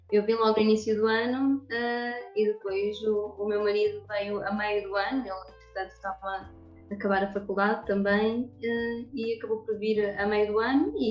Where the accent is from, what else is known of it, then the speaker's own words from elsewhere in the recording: Coimbra, Centro, Portugal; moved away as an adult; now in Luanda, Angola; Eu, eu nasci em Coimbra, uh, mudei ali várias vezes, uh, fiz o meu percurso sempre por ali e depois, uh, no início do ensino secundário, um, vim para Luanda, vim para Angola. Então, terminei cá o ensino secundário e regressei a Coimbra